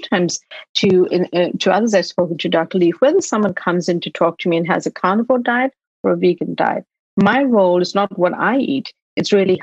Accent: Durban, KwaZulu-Natal, South Africa; moved away as an adult; now in United States; I was born in Durban in South Africa, and I moved to the US to study.

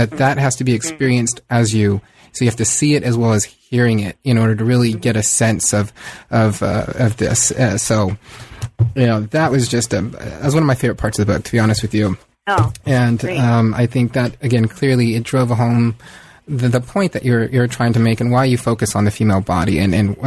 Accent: San Diego, California, United States; I grew up on the San Diego, the, you know, Southern California-Mexico mm-hmm. border

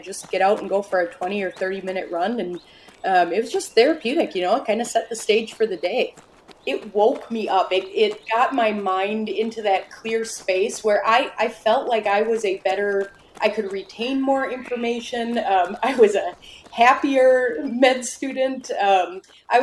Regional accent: Spicer, Minnesota, United States; I am from Spicer, Minnesota, which is in central Minnesota

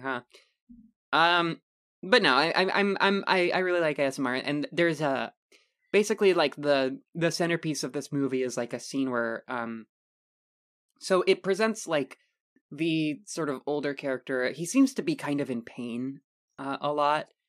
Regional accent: United States; we are dumb American

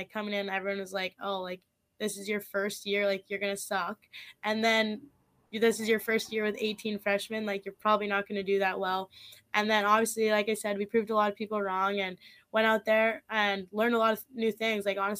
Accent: Saskatchewan, Canada; Well, like I said, obviously, like, I'm from Saskatchewan. I didn't know anyone when I was coming here.

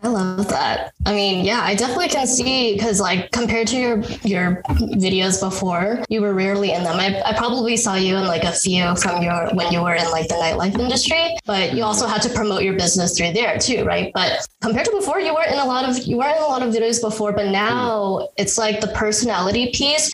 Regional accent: San Francisco, California, United States; I grew up in San Francisco

